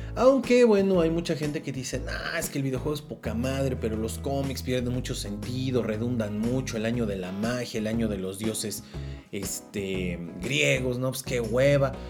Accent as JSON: {"language": "Spanish", "country": "Mexico", "said": "yo soy de México"}